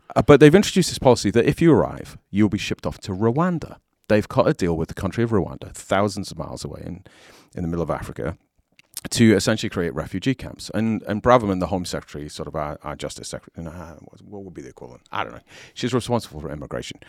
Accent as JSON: {"language": "English", "country": "United Kingdom", "also_born_or_lived": "Southern California", "accent": "British", "moved": "as an adult", "lives_now": "United States"}